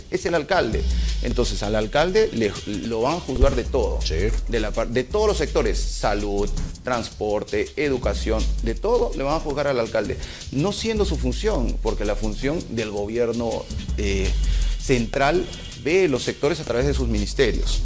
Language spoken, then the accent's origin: Spanish; Peru; como peruano y como profesional